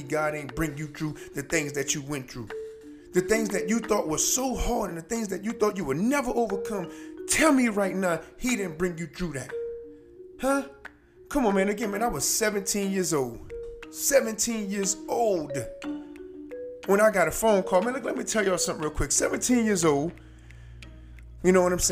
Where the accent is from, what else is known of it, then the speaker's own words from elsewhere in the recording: United States; Us as American people